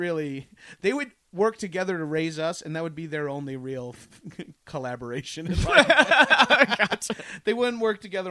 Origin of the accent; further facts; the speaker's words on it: New York, United States; because I'm from New York